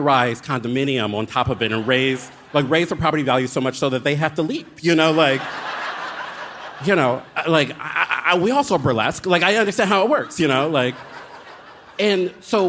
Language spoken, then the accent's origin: English; Baltimore, Maryland, United States; moved away as an adult; also born or lived in Philadelphia; I moved back to Baltimore from Philadelphia against my will